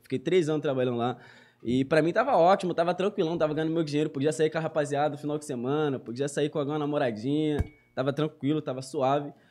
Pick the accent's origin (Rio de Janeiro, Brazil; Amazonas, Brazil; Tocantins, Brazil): Rio de Janeiro, Brazil; Duque de Caxias; Sou cria de lá, nascido e criado lá, moro lá até hoje